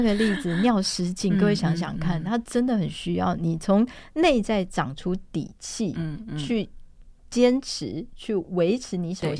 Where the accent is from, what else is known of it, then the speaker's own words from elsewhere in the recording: Taiwan; 就是我们台湾人喜欢的关系取向嘛。